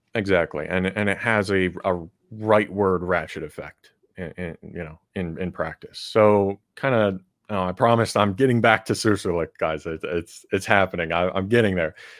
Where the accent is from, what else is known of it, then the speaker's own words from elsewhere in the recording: Chicago, Illinois, United States; my hometown, Chicago